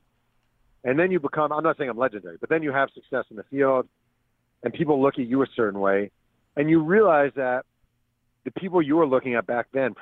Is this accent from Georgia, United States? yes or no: no; Mahopac, New York, United States; When I was a kid growing up in Mayo Pack